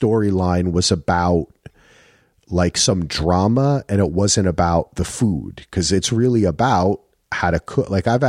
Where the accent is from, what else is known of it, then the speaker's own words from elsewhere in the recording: New Jersey, United States; My problem is, for me, I grew up in Jersey, and in Jersey, Texas barbecue is barbecue.